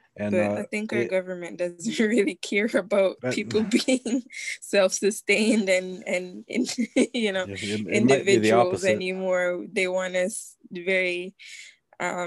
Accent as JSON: {"language": "English", "country": "Jamaica", "tie": "born or raised there", "moved": "yes", "said": "growing up in Jamaica, you have to prepare hurricane season"}